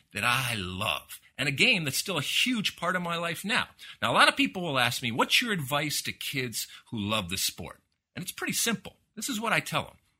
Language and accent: English; United States; growing up in the United States playing soccer